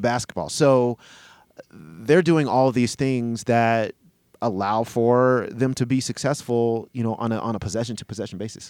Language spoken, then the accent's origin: English; Denver, Colorado, United States; also born or lived in Boulder, Colorado; I was actually born in Boulder, so we were definitely in Boulder, and then uh, move to Denver later